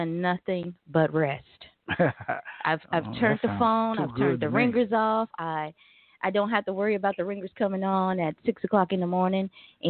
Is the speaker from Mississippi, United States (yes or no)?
yes; Jackson, Mississippi, United States; also born or lived in Texas / Arizona; now in Tulsa, United States; Yes, that's my hometown.